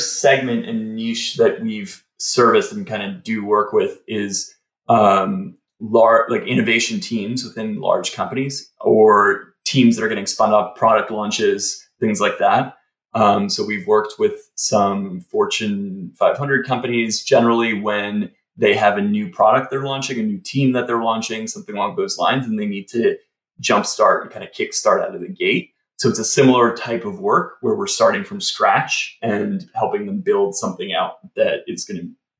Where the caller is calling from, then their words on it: Kingston, New York, United States; I am near Kingston, New York, so just an hour and a half north of the city.